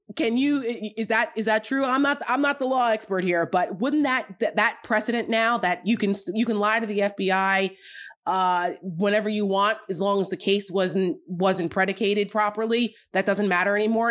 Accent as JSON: {"language": "English", "town": "Paramus", "region": "New Jersey", "country": "United States", "tie": "born or raised there", "moved": "yes", "said": "my hometown in Paramus, New Jersey"}